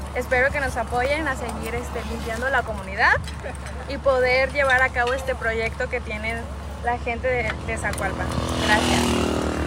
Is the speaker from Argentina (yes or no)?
no; La Soledad, Guerrero, Mexico; Yo soy de la comunidad de la Soledad